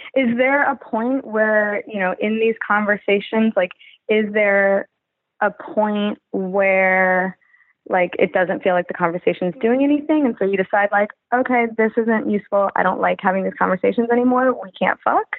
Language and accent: English; California, United States; I'm a Californian born and raised